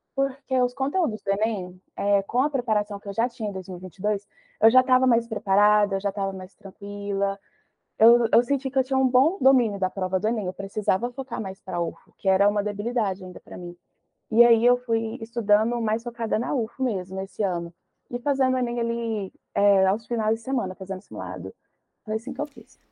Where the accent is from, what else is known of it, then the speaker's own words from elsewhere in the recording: Goiás, Brazil; onde eu morava, que eu sou de Goiás.